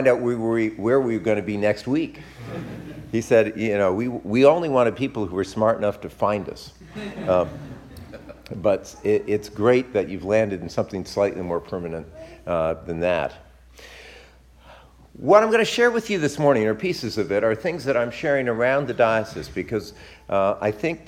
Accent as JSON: {"language": "English", "town": "Westport", "region": "Connecticut", "country": "United States", "tie": "born or raised there", "moved": "yes", "said": "my wife Marcia and I went to visit my hometown, Westport, Connecticut"}